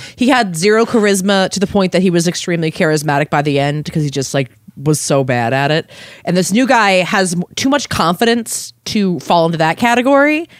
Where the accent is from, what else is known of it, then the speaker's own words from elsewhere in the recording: Maryland, United States; moved away as an adult; also born or lived in Philadelphia; I'm from Maryland originally